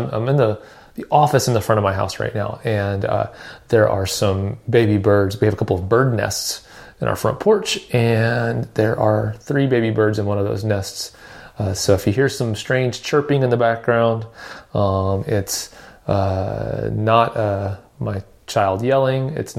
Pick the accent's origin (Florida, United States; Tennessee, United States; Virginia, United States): Tennessee, United States; Nashville; you know, I grew up in Nashville. And so one you know, obvious advantage of growing up in Music City, USA is that, either, you know, a lot of my friends were musical, played instruments.